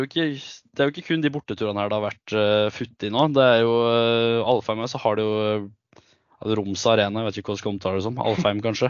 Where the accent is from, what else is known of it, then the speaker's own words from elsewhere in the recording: Gudbrandsdalen, Innlandet, Norway; jeg er fra Gudbrandsdalen, men jeg har to foreldre som er ifra Nord-Troms